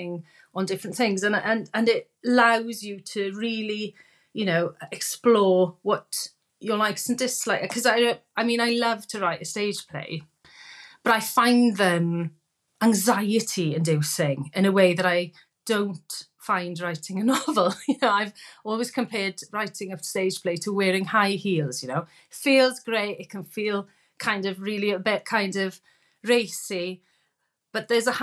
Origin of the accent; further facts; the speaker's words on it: Wales, United Kingdom; being Welsh